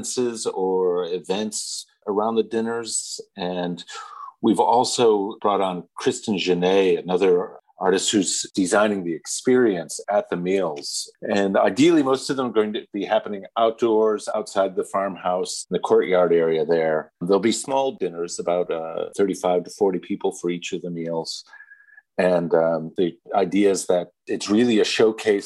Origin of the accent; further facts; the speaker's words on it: Townline, New York, United States; my hometown of Townline, New York